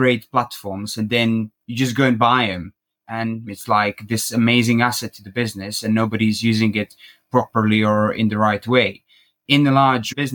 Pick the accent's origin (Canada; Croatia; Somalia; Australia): Croatia; moved away as an adult; also born or lived in United Kingdom; Originally, I'm from Croatia